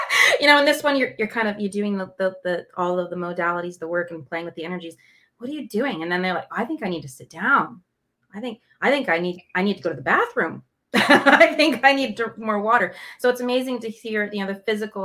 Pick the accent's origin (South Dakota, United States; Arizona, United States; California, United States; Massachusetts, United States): California, United States; Los Angeles; I'm from Los Angeles, and so I naturally have a canter, talk really fast